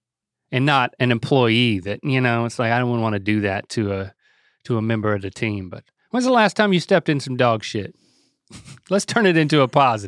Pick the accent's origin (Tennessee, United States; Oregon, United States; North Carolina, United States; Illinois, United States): North Carolina, United States; growing up in Harnett County, Lee County, I mean, there were more mullets than non-mullets, right?